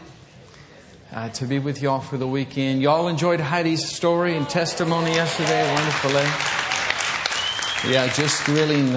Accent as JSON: {"language": "English", "region": "Michigan", "country": "United States", "said": "I'm from Michigan"}